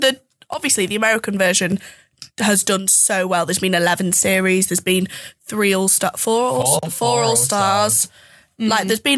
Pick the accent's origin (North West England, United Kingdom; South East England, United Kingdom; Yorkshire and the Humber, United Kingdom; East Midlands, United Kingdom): Yorkshire and the Humber, United Kingdom; moved away as an adult; now in Leicester, United Kingdom; because I am from West Yorkshire. Very proud to be Northern